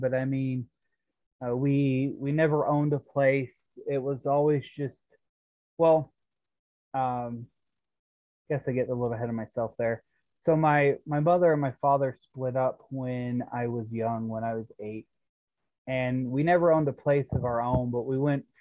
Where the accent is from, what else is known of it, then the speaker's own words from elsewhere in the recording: Guntown, Mississippi, United States; I grew up in a small town called Guntown, Mississippi